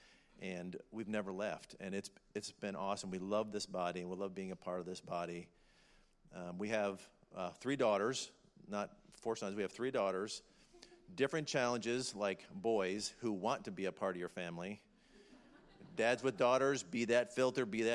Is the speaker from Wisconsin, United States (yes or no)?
yes; Wisconsin, United States; accent: northern; now in Montgomery, United States; I'm a Yankee from Wisconsin. If you say Wisconsin, you get the nasal going. You got to say it right. Wisconsin, not Wisconsin, Wisconsin. And that's where I'm from. I grew up as a part of the C&E Club